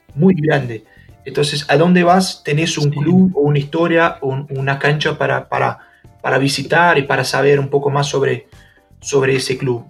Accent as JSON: {"language": "Spanish", "country": "Brazil", "also_born_or_lived": "São Paulo", "said": "nosotros acá en Brasil"}